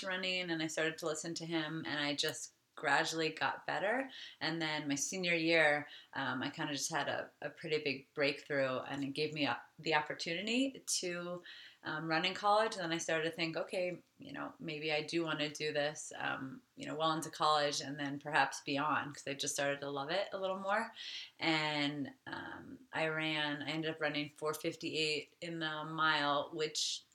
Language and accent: English; Phoenix, Arizona, United States; moved away as an adult; now in Flagstaff, United States; I grew up in Phoenix, Arizona, and I went to an all-girl high school, Xavier